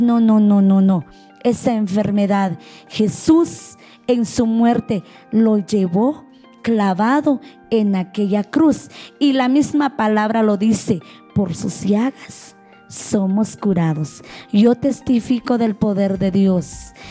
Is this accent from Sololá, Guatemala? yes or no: yes; Nahualá, Sololá, Guatemala; yo soy de Nahualá, Solola Guatemala, Centroamérica.